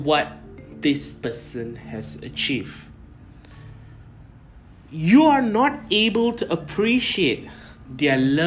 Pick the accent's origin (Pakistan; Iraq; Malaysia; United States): Malaysia; Kuala Lumpur; moved away as an adult; also born or lived in United Kingdom; I am originally from Kuala Lumpur, Malaysia, but I have lived about 2 years overseas for my education